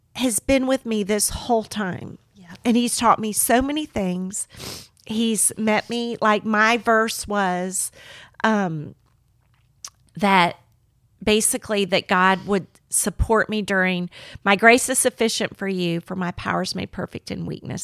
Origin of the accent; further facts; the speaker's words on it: Miami, Florida, United States; moved away; I grew up in Miami, Florida